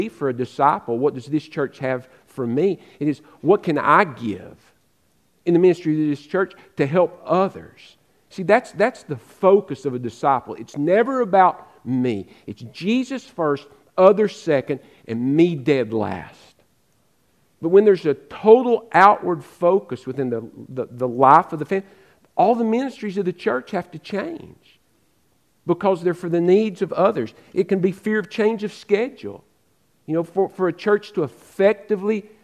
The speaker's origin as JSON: {"language": "English", "region": "Western North Carolina", "country": "United States", "tie": "born or raised there", "moved": "yes", "said": "I grew up in Western North Carolina."}